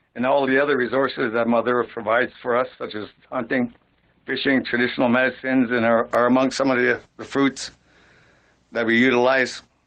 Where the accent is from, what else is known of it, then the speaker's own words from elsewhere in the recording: Sault Ste. Marie, Ontario, Canada; growing up in Sault Ste. Marie